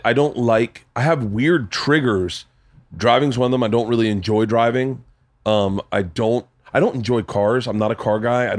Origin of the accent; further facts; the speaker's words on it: the South, United States; because I grew up in the South. I grew up with black people, not like in a black culture. I was very sheltered as a kid, obviously. But like, I knew how black churches were.